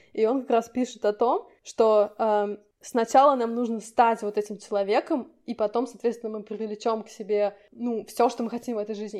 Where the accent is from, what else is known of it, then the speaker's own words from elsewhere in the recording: Samara, Samara Oblast, Russia; moved away; Мы, кстати, я и Ира, мы тоже из Самары